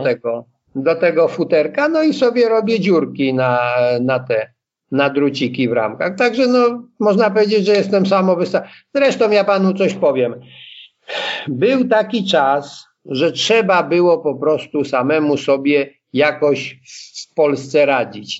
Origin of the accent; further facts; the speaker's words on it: Blachownia, Silesian Voivodeship, Poland; wychowałem się no, w mieście, takim mieście, no, mieście tam, wtedy to miasteczko było dziesięciotysięczne, Blachownia koło Częstochowy